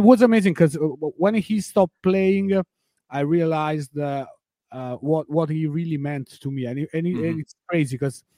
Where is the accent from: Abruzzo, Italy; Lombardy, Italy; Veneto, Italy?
Abruzzo, Italy; L'Aquila; English is a second language; also born or lived in Rome; I was born in Rome, but I grew up in a different town. It's called L'Aquila.